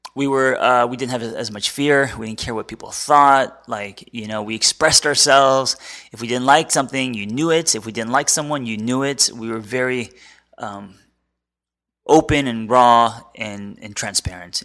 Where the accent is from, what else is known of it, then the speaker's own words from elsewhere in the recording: United States; as an American.